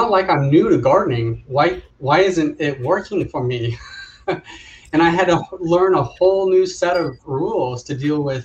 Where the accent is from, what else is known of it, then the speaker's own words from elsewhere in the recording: Southern California, United States; growing up in Southern California